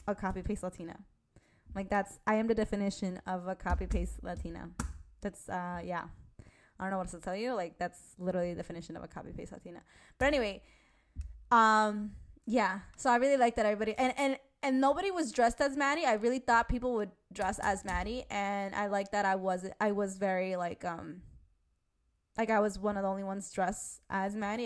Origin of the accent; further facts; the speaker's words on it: New York City, New York, United States; also born or lived in Spain; I'm from New York. Like, I don't even know what to tell you. I am from New York